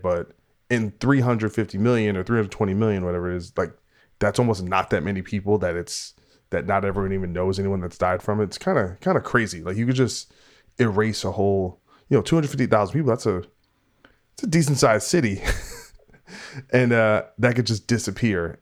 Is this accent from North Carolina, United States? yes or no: no; New Brunswick, New Jersey, United States; I grew up in New Brunswick until I was like fifteen, sixteen, but then I lived in East Brunswick.